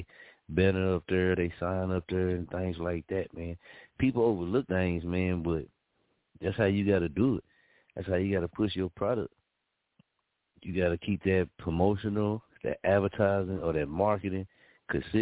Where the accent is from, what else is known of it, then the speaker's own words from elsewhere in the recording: Muskogee, Oklahoma, United States; also born or lived in Wichita, Kansas; my hometown, Muskogee